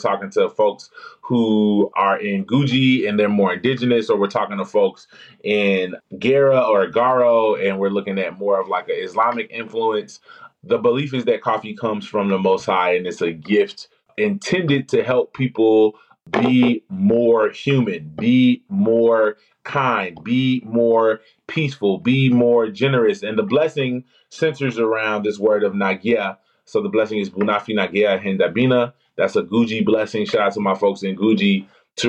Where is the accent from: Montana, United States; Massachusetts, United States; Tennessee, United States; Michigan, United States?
Tennessee, United States; Memphis; I'm from Memphis, Tennessee